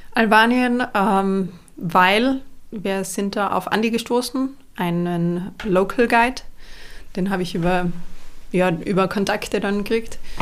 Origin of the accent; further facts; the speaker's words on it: Ried im Oberinntal, Tyrol, Austria; also born or lived in Innsbruck; Ich komme aus Innsbruck, Österreich. Bin aufgewachsen in einem kleinen Dorf namens Ried. Ried im Oberinntal